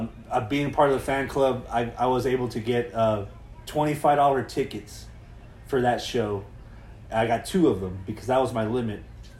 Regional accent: Texas, United States; I was like, well, I'm from Texas.

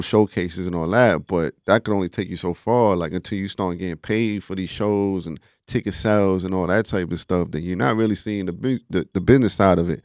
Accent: New York City, New York, United States; I'm originally from the Bronx, um, you know, and all my family's out there just growing up as a Puerto Rican kid in the Bronx

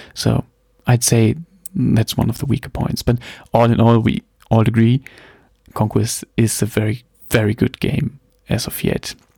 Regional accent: Germany; English is a second language; I'm from Germany, obviously. Um, please forgive my somehow okay English. Um, I'm the non-native speaker

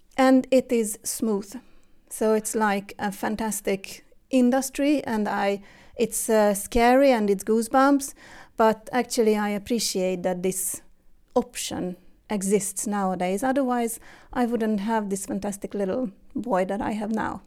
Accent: Hungary; moved away as an adult; now in Sweden; I was born and raised in Hungary

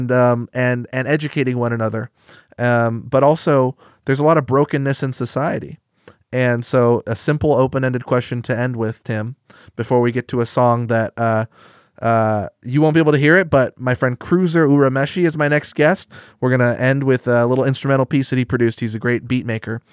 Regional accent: Eugene, Oregon, United States; Growing up in Eugene, Oregon

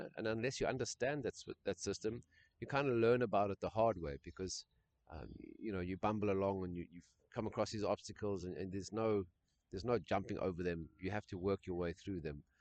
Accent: South Africa; my white upbringing in South Africa

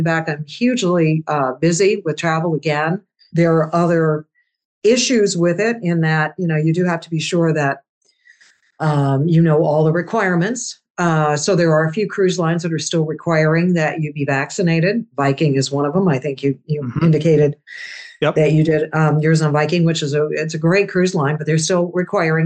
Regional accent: Louisville, Kentucky, United States; moved away as an adult; also born or lived in Iran / Indianapolis, Indiana; Louisville area, Louisville, Kentucky

